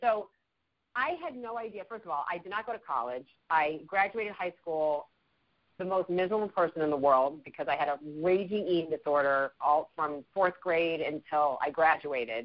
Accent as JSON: {"language": "English", "town": "Chicago", "region": "Illinois", "country": "United States", "tie": "born or raised there", "moved": "yes", "said": "I grew up in Chicago, so I'm a Midwest uh-huh. girl"}